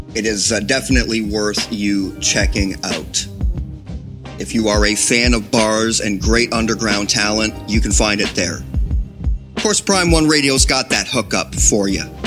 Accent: Ontario, Canada; as a Canadian

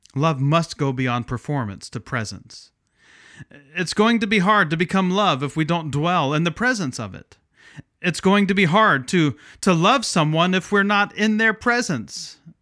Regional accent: Midwest, United States; moved away as an adult; also born or lived in Pacific Northwest (Portland/Vancouver area); now in Pacific Northwest, United States; I grew up in the Midwest but relocated to the Northwest about 20 years ago.

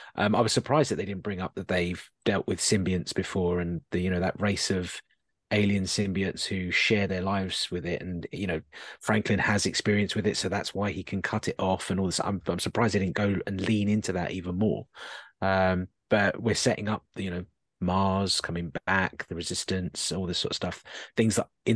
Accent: Netherlands; I'm from Dutch. I'm a Dutch person coming over to London.

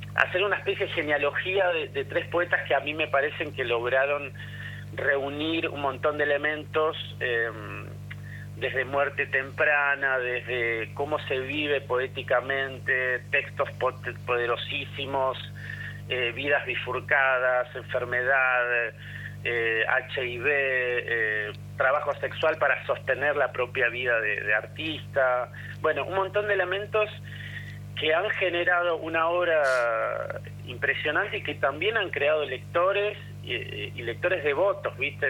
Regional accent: Argentina; somos argentinos

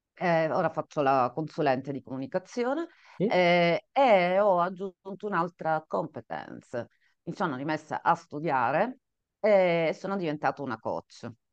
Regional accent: Catania, Sicily, Italy; nata in Sicilia, qua vedete appunto lo schermo, appassionata di mare, perché sono nata vicino al mare, a Catania per la precisione

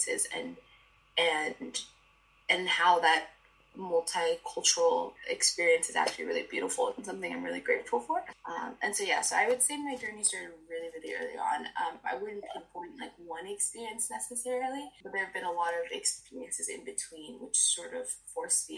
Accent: Miami, Florida, United States; I'm from Miami

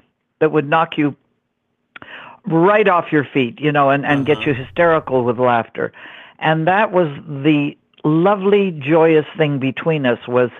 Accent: Montreal, Quebec, Canada; moved away; I was, you know, born in Montreal, Canada

